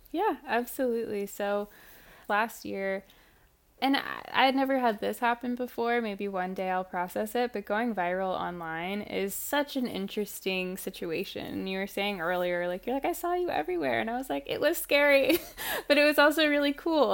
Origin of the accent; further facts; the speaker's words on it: Ferguson, Missouri, United States; the Ferguson uprisings happened in my hometown